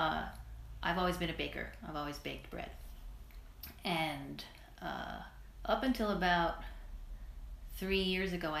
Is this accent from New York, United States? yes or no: yes; New York City, New York, United States; growing up in Brooklyn